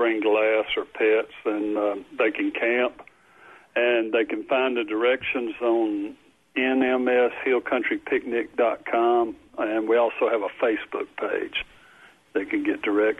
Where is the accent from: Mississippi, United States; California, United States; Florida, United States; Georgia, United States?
Mississippi, United States; Nesbit; also born or lived in Alabama; My parents were both from Nesbitt, and my dad was in the Air Force. That's the reason I was born in Alabama. And they brought me back, I think, when I was younger than 6 months old